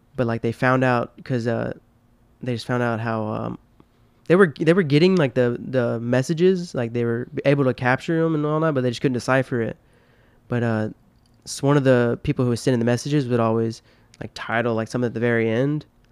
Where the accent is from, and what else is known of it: Tennessee, United States